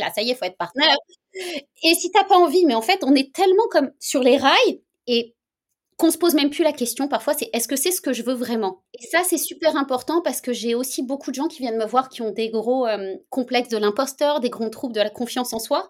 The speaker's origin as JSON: {"language": "French", "country": "France", "moved": "as an adult", "lives_now": "Canada", "said": "je suis française à l'origine, hein, même si ça fait bientôt 9 ans que je suis au Canada"}